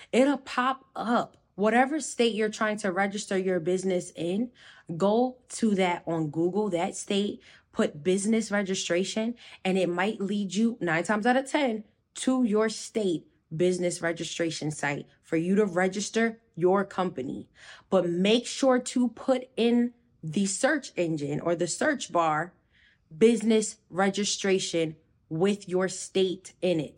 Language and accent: English; New Jersey, United States; I'm from Jersey